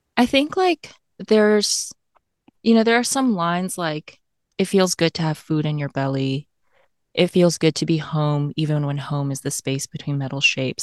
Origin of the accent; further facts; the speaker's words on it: Tennessee, United States; accent: AAVE adjacent; I grew up in Tennessee, so there's, like, part of my speech that's, like, a little bit, like, A A V E adjacent